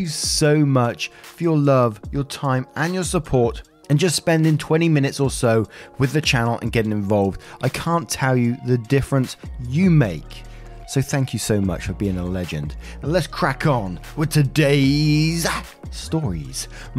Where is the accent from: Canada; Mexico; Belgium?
Belgium; first language French; English is a second language; I was raised in Belgium, which has three national languages, French and Dutch, which are my mother tongues and mostly commonly spoken there, and German.